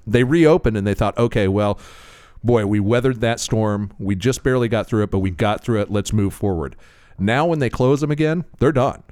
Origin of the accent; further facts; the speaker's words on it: Florida, United States; I'm from Florida